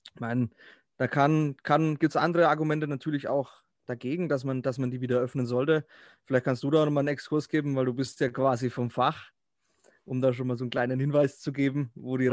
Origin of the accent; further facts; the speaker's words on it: Herzogenaurach, Bavaria, Germany; Bin aus Herzogenaurach, also ah, nicht gar so weit weg von Nürnberg. Franke